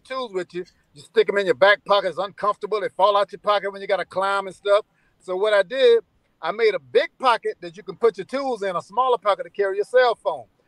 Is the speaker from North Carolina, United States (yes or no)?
no; South Carolina, United States; I'm from South Carolina